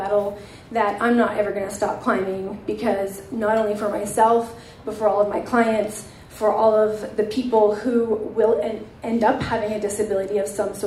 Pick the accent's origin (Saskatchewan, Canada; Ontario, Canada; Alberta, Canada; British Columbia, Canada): Alberta, Canada; Edmonton; growing up in Edmonton with brown skin